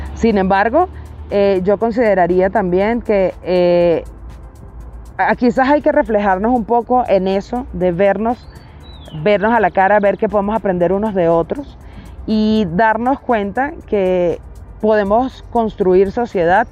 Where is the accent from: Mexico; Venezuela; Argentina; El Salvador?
Venezuela; tengo ambas nacionalidades porque mis padres son colombianos, yo nací en Venezuela